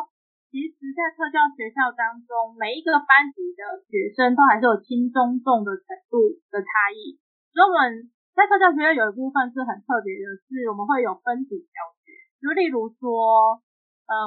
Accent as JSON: {"language": "Chinese", "region": "Kaohsiung", "country": "Taiwan", "said": "因为我那时候在不同县市，我们是高雄人，我们就跳回来了。"}